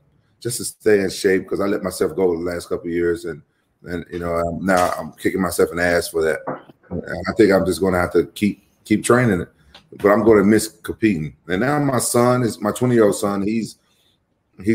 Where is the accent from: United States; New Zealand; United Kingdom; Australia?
United States; Memphis, Tennessee; my hometown, Memphis